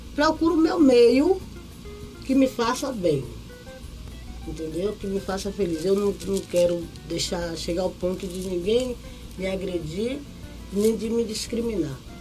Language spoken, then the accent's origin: Portuguese; Bahia, Brazil; Sou baiana de Acarajé